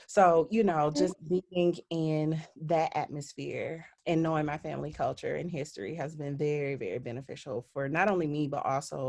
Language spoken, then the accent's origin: English; Grand Rapids, Michigan, United States; also born or lived in Jackson, Mississippi; my parents met there in up north Michigan. And so I was born and raised in Grand Rapids, though.